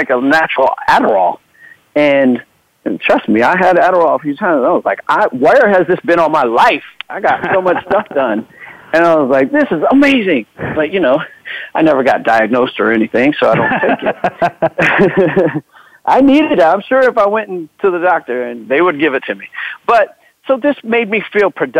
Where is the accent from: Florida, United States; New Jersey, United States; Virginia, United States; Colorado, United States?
Florida, United States; moved away; also born or lived in Los Angeles / Germany; I'm from Florida, lived in L.A.